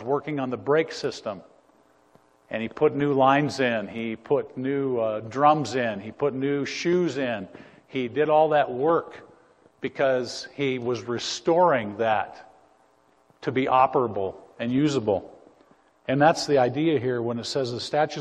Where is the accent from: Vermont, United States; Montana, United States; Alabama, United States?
Montana, United States; I grew up in Montana